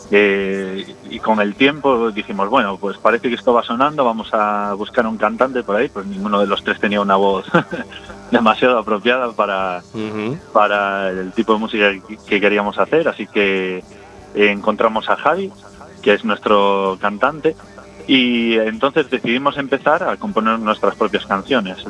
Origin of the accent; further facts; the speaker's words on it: Carballo, Galicia, Spain; moved away as an adult; now in Madrid, Spain; soy de Carballo.